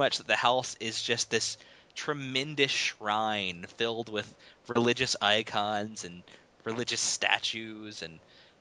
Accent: Virginia, United States; I was born in Virginia. I mean, I'm part of that Southern Bible Belt, you know.

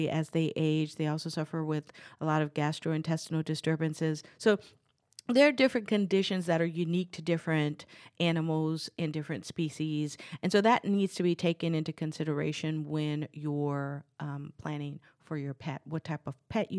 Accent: New Orleans, Louisiana, United States; I'm from New Orleans. I grew up there, and Louisiana is considered a hunter's paradise

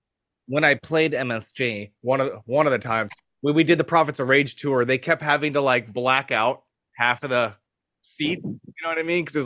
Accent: Florida, United States; I'm from Florida.

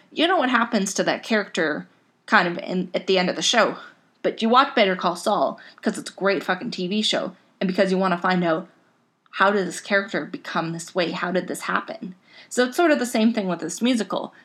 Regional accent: Canada; I'm Canadian

